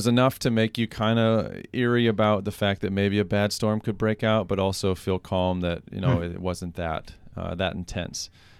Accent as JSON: {"language": "English", "region": "Iowa", "country": "United States", "said": "I'm from Iowa, and we get a lot of thunderstorms in the Midwest."}